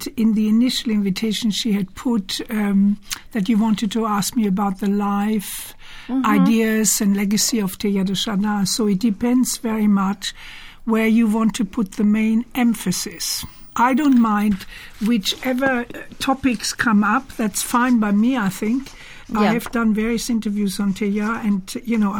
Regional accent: Germany; also born or lived in Cologne; now in United Kingdom; I was born in Cologne, but I was born just before the beginning of the Second World War, and then mm-hmm. we were evacuated, and then I grew up in a very rural area in the mountains

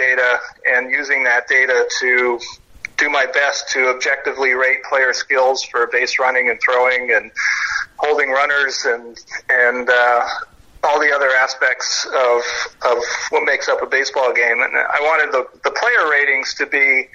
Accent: Toronto, Ontario, Canada; I'm from Toronto

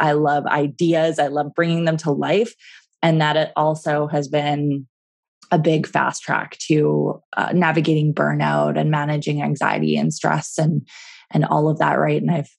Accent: Vancouver, British Columbia, Canada; now in Calgary, Canada; I was from Vancouver and I just moved to Calgary and I didn't really know this city very well.

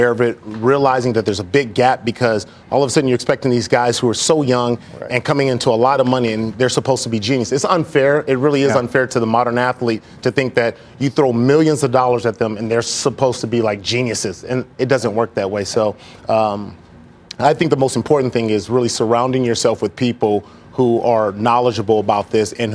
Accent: Los Angeles, California, United States; me growing up in South Central Los Angeles

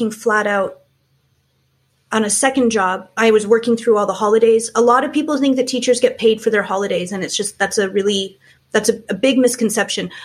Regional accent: small towns around Toronto, Ontario, Canada; moved away as an adult; now in France; I grew up in small towns around Toronto, which is very Anglophone.

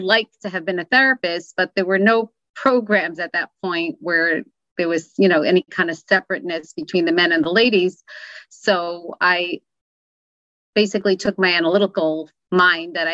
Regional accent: New York City, New York, United States; Where I grew up in Crown Heights, actually on Crown Street.

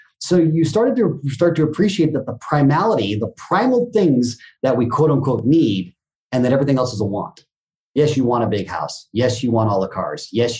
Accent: Japan; coming, growing up in Japan, the word teacher, sensei, is a very big title

